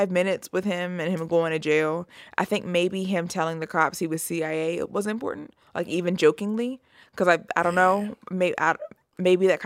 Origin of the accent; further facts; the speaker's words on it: East Coast, United States; we're from the this, East Coast. Yeah … from Virginia